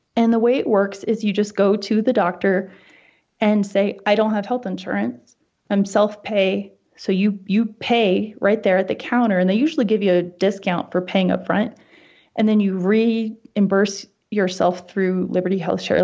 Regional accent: East Coast, United States; moved away as an adult; now in Wyoming, United States; growing up on the East Coast and then living on the West Coast as an adult

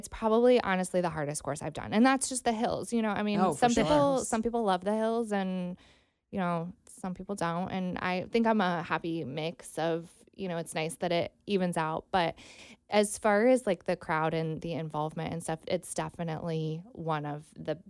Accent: Mansfield, Ohio, United States; now in Cincinnati, United States; No. Mansfield, Ohio.

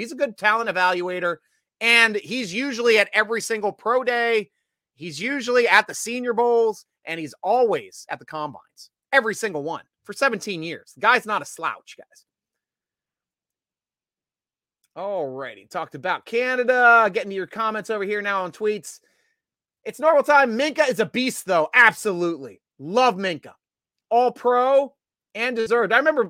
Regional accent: Williamsport, Pennsylvania, United States; also born or lived in Hershey, Pennsylvania; I lived in Hershey for 4 years. I'm from farther north on the Susquehanna where it splits. I'm from Williamsport territory. So not far from Harrisburg.

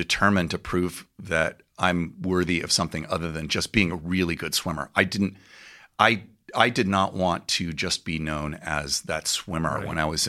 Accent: Claremont, California, United States; also born or lived in Newport Beach; No, I grew up in Claremont.

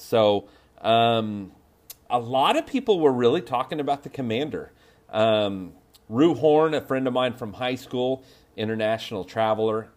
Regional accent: Oklahoma, United States; I'm from Oklahoma

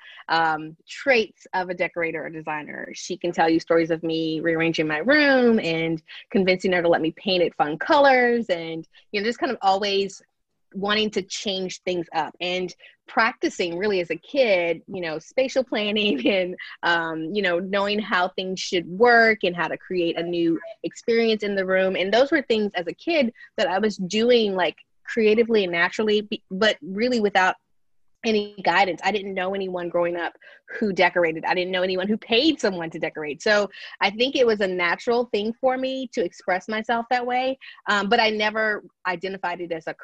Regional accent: greater New Orleans area, Louisiana, United States; now in Baton Rouge, United States; the greater New Orleans area is where I grew up and lived until I came to Baton Rouge in 1997 for college

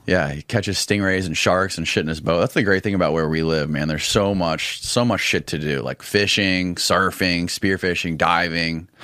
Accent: Indian Rocks Beach, Florida, United States; Indian Rocks Beach, Florida

